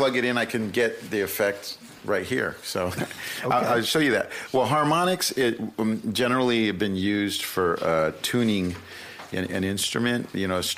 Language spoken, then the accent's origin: English; Santa Monica, California, United States; it's where I grew up surfing and skateboarding and all that kind of stuff that you do when you grow up in Southern California